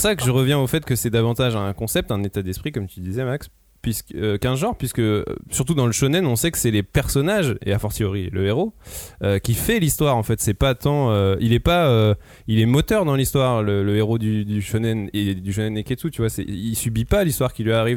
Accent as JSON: {"language": "French", "country": "France", "said": "nous, en tant que Français"}